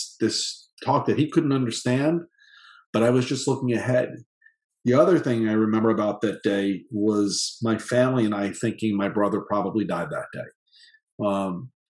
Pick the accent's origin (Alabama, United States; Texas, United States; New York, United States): New York, United States; Long Island; moved away; also born or lived in Parkland, Florida; I had the totally perfectly normal childhood growing up on Long Island